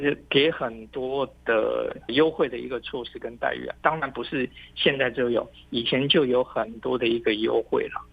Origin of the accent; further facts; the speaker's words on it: Taiwan; 我们台湾